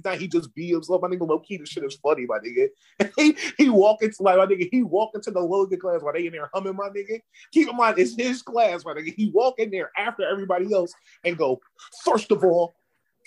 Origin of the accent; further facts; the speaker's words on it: Philadelphia, Pennsylvania, United States; I'm from Philly